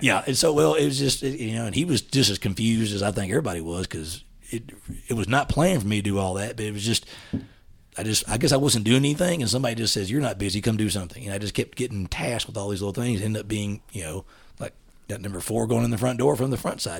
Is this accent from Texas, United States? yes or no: yes; East Texas, United States; accent: East Texas dialect; moved away as an adult; also born or lived in Huntsville, Texas; now in Dallas, United States; I grew up in East Texas with a family that, we lived on a ranch